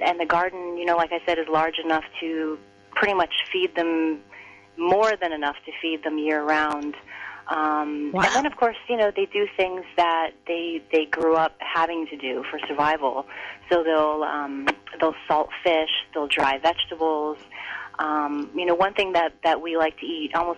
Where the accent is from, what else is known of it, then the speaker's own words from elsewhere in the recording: United States; I'm Chinese American. I was born here. My parents were the first generation to arrive here.